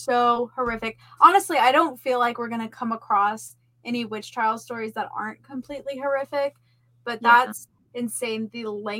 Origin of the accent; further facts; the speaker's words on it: United States; I'm American